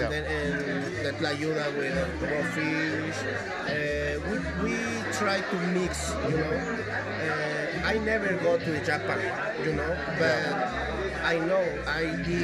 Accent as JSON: {"language": "English", "town": "Oaxaca City", "region": "Oaxaca", "country": "Mexico", "also_born_or_lived": "United States", "second_language": "English", "said": "I'm from Oaxaca City"}